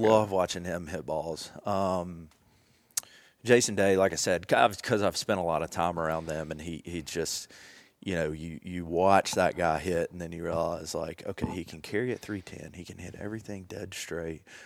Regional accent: Jackson, Tennessee, United States; grew up in Jackson, Tennessee

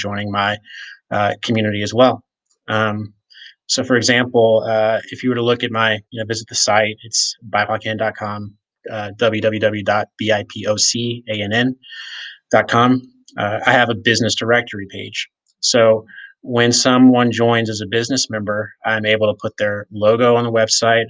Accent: rural Virginia, United States; now in Colorado, United States; I grew up in a small town in rural Virginia that's 20 minutes away from where the Civil War ended

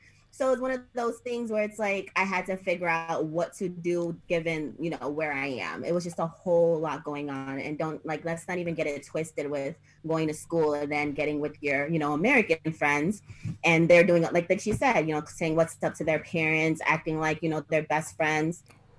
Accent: Accra, Greater Accra, Ghana; So I'm from Accra, Ghana, yes, because most of my father was the one that raised me, so that's where I connect the most.

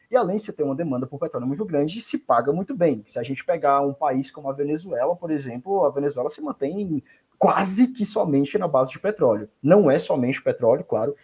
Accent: Fortaleza, Ceará, Brazil; also born or lived in São Paulo; now in Rio de Janeiro, Brazil; eu sou de Fortaleza, tá bom? Fortaleza, Ceará

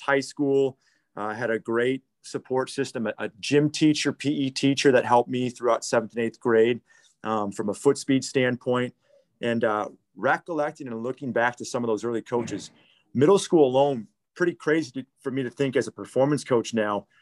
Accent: Waukesha, Wisconsin, United States; I grew up in the Waukesha community

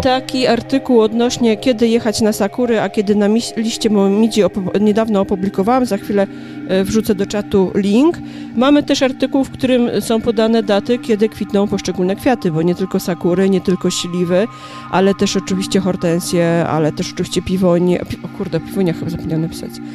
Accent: Kielce, Świętokrzyskie Voivodeship, Poland; moved away as an adult; now in Warsaw, Poland; Pochodzę z Kielc.

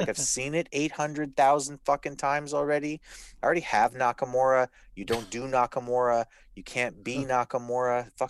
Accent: Canada; I'm allowed to say that because I'm Canadian.

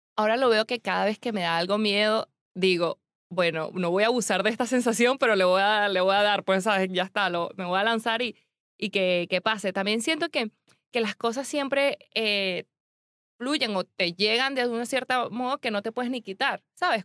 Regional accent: Venezuela; moved away as an adult; now in Spain; yo soy demasiado venezolana

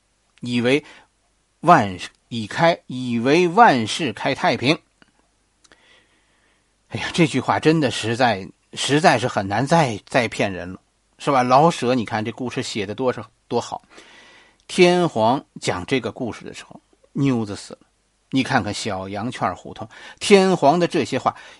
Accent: China; 我们中国人流传下来的道义是什么呢？

